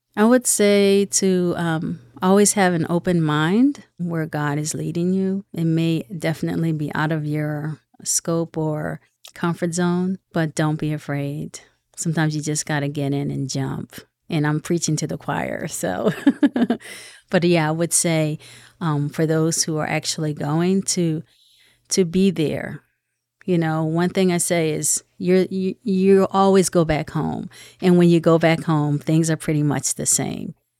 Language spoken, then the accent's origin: English; Philadelphia, Pennsylvania, United States; I am actually from Philadelphia.